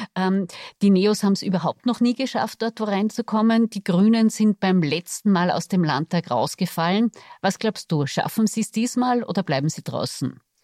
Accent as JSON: {"language": "German", "region": "Salzburg", "country": "Austria", "tie": "born or raised there", "said": "wir sind beide gebürtige SalzburgerInnen"}